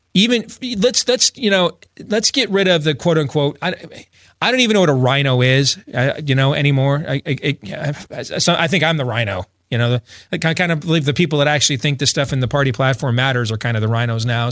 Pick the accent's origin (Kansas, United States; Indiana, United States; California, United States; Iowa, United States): Iowa, United States; my home state of Iowa